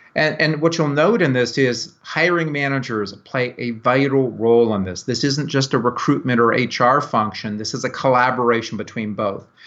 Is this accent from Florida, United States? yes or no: yes; Tampa, Florida, United States; I'm from Tampa Bay, Florida